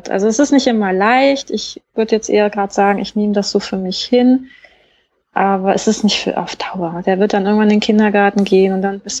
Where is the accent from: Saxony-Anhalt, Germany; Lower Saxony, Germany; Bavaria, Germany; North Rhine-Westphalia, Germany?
Bavaria, Germany; Garmisch; born there; ich bin aber in Deutschland geboren, also in Garmisch, {S0} mhm. {S1} ganz im Süden, und habe eigentlich nur die Kindheit, also die jüngsten Jahre bei meinen Großeltern verbracht